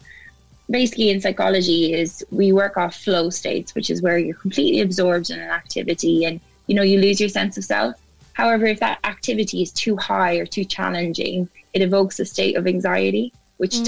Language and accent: English; Ireland; moved away as an adult; also born or lived in Cardiff, Wales; now in United Kingdom; I'm originally from Ireland